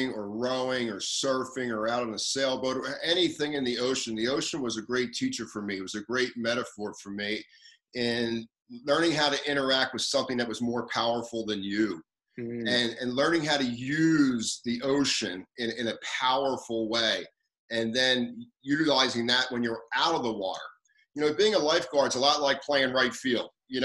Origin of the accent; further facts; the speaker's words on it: Atlantic City, New Jersey, United States; I grew up in the late 50s in a little beach town called Atlantic City, New Jersey